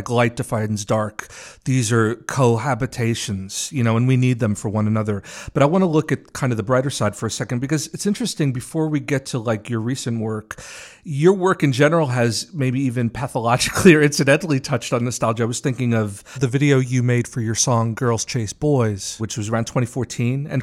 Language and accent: English; New York City, New York, United States; also born or lived in Park Slope, Brooklyn; I'm from Queens.